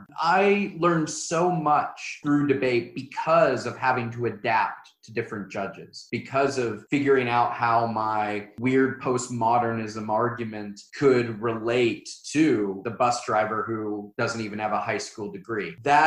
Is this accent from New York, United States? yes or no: no; Oklahoma, United States; moved away as an adult; now in China; when I grew up in Oklahoma